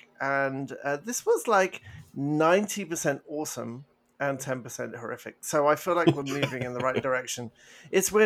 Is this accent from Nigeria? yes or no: no; England, United Kingdom; moved away; I did feel very, very English